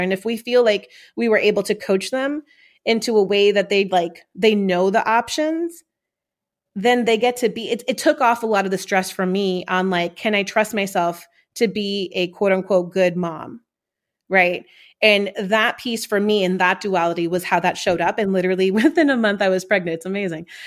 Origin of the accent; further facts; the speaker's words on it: New York City, New York, United States; growing up in Corona, Queens, New York